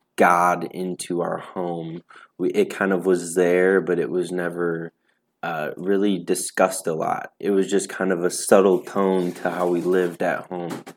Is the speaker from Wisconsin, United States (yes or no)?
yes; Racine, Wisconsin, United States; I'm from Racine, Wisconsin